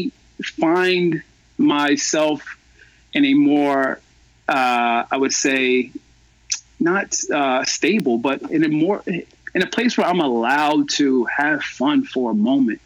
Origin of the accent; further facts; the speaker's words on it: Baltimore, Maryland, United States; moved away as an adult; also born or lived in Los Angeles / New Orleans; I was born and raised in Baltimore